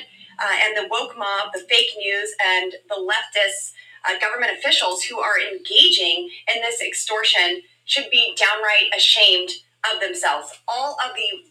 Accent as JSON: {"language": "English", "region": "Colorado", "country": "United States", "said": "my home state of Colorado"}